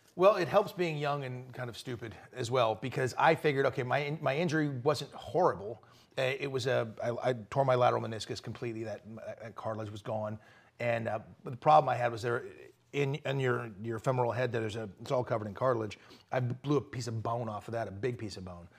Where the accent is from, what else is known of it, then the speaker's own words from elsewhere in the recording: Malibu, California, United States; growing up in Malibu, California